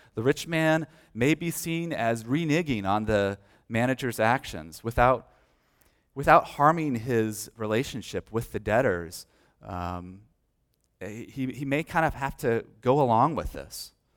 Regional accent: United States; As American Christians

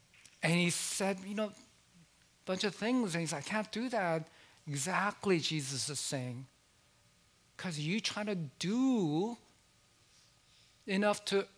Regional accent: South Korea; born there; I said, well, I was born in South Korea.

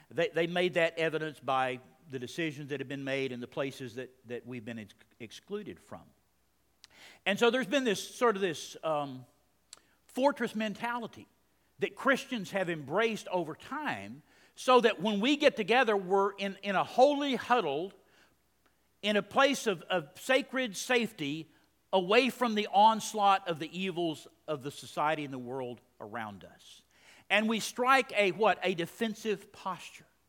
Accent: Texas, United States; moved away as an adult; also born or lived in Maryland; a foreigner in Maryland. I'm from Texas

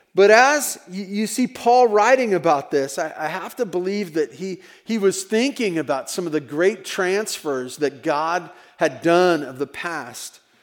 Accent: Tehachapi, California, United States; heard that I was from Tehachapi

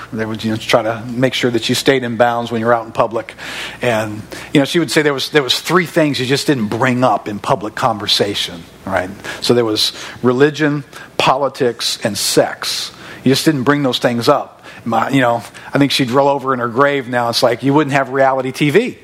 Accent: River Ridge, Louisiana, United States; now in Destrehan, United States; I grew up in River Ridge.

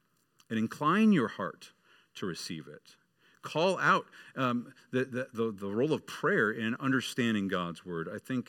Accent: Michigan, United States; Until a few years later when the Detroit Red Wings, I grew up in Michigan, the Detroit Red Wings started being really good

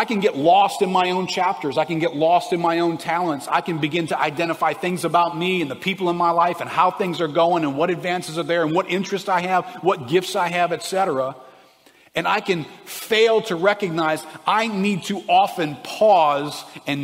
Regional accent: South Louisiana, United States; We're from South Louisiana.

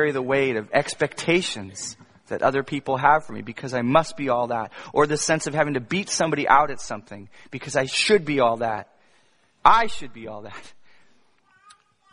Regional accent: Virginia, United States; I grew up in Virginia

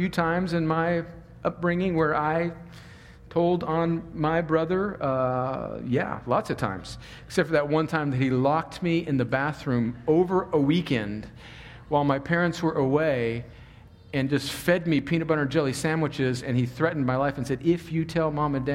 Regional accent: California, United States; I grew up on the Mexican border, like right on the Mexican border

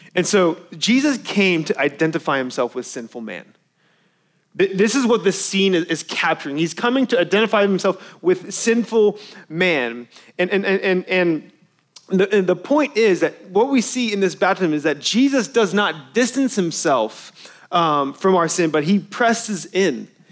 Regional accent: Irving, Texas, United States; I grew up in Irving where they used to play

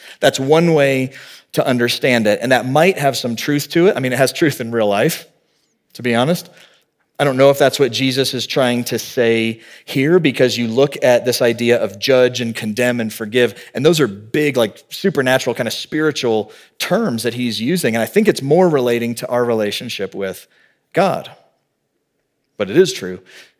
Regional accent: the South, United States; I grew up in the South, I remember I talked with a kid at my church

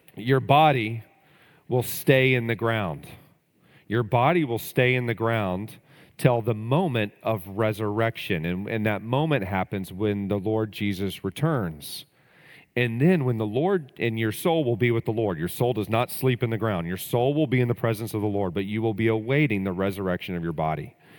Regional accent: Texas, United States; growing up in Texas

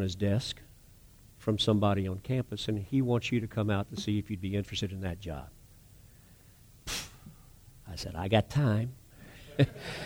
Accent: North Charleston, South Carolina, United States; I was raised in North Area. Every one of the kids I was raised around were families that were Navy Yard workers, paper mill, West Vaco

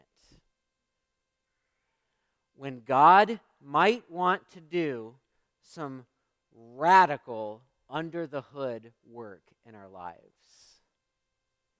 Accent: United States; as American Christians

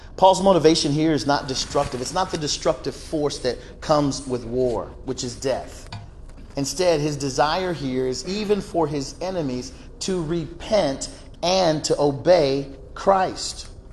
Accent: Georgia, United States; my home state of Georgia

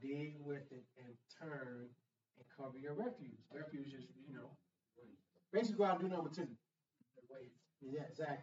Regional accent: Tuskegee, Alabama, United States; it was Tuskegee Institute back then in my hometown, which is now Tuskegee University

